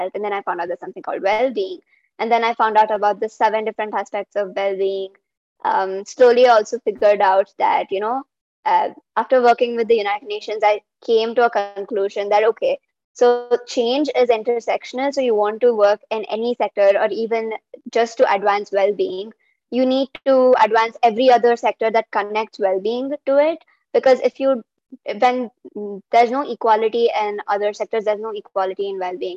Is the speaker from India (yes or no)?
yes; Bangalore, Karnataka, India; I'm from Bangalore